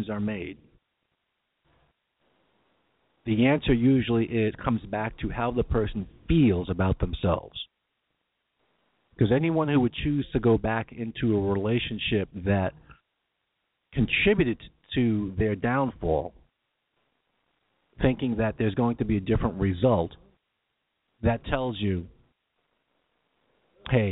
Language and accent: English; New York, United States; accent: New York; my New York accent